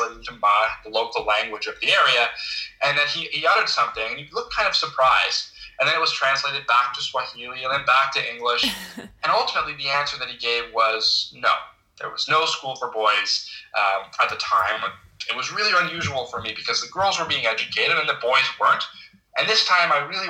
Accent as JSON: {"language": "English", "town": "Ottawa", "region": "Ontario", "country": "Canada", "tie": "born or raised there", "said": "I grew up in Ottawa"}